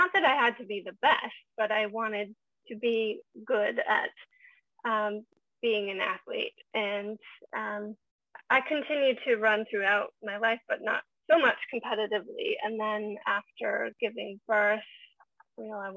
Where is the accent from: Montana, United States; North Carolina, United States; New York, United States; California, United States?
Montana, United States; now in Vancouver, Canada; I grew up in Montana in the middle of nowhere.